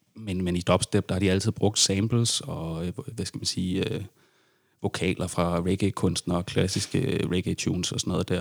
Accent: Odense, Southern Denmark, Denmark; jeg er også øh, født og opvokset i Odense

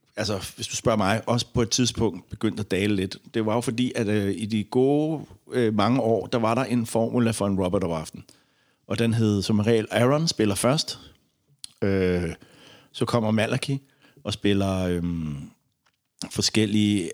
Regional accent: Denmark; som dansker

